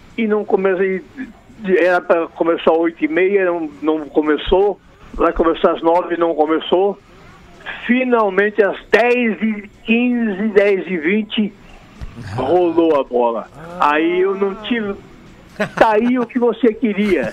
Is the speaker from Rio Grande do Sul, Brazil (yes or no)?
yes; Alegrete, Rio Grande do Sul, Brazil; moved away as an adult; now in Rio de Janeiro, Brazil; Sou gaúcho né? do Alegrete